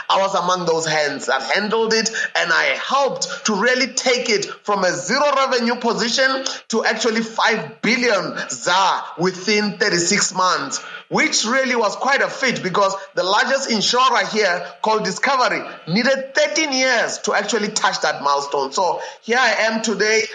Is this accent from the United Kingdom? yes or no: no; South Africa; I was born not only in South Africa, but in a region that enabled me to be born at the intersection of three provinces uh, in South Africa.